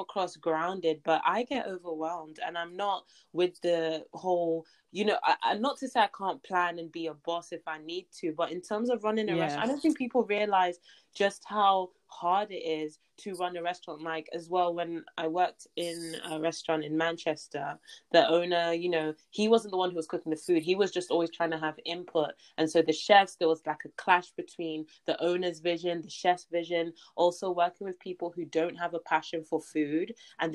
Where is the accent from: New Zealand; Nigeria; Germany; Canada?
Nigeria; I'm Nigerian